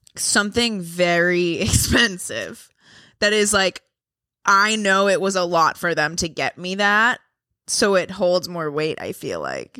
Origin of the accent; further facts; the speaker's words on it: Boston, Massachusetts, United States; accent: Boston; My Boston accent comes back